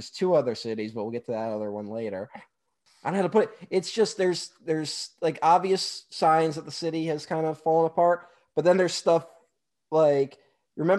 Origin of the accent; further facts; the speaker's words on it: New York, United States; I'm from New York